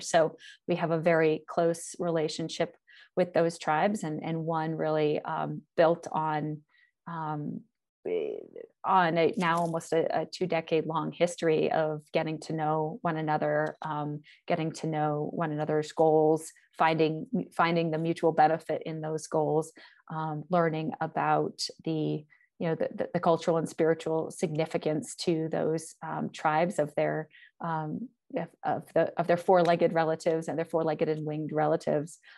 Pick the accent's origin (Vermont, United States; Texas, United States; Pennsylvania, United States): Vermont, United States; Northern; moved away as an adult; now in Montana, United States; I am from New England, originally from Northern Vermont. I grew up in a small town, of about twelve hundred people, uh, right on the Connecticut River